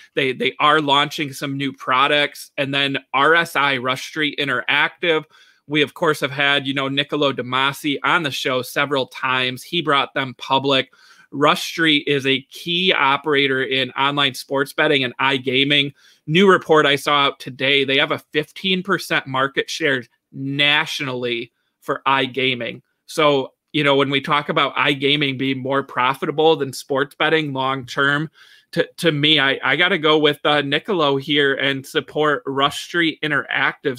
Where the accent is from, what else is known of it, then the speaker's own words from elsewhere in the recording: Michigan, United States; my home state here